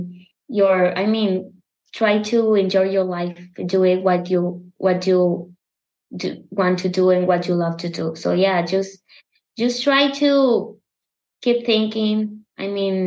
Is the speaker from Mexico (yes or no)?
yes; Mexico; English is a second language; I have an accent. I'm from Mexico